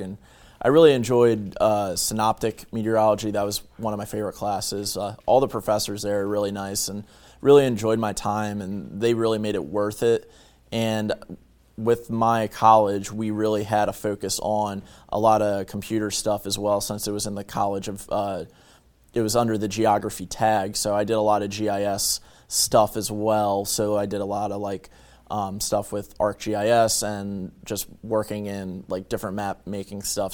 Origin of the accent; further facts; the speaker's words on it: Bear, Delaware, United States; moved away as an adult; also born or lived in Virginia Tech (Blacksburg, Virginia); now in Salisbury, United States; I'm from, uh, Bear, Delaware, which is basically from uni-, or near the University of Delaware